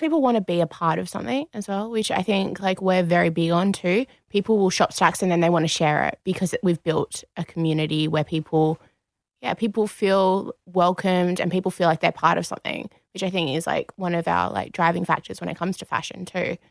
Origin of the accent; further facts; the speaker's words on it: Perth, Western Australia, Australia; moved away as an adult; now in Sydney, Australia; we're both from Perth originally.